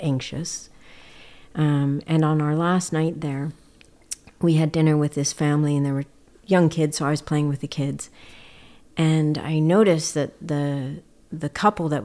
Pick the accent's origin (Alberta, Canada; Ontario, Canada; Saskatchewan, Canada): Alberta, Canada; Edmonton; now in British Columbia, Canada; as a Canadian child growing up in Edmonton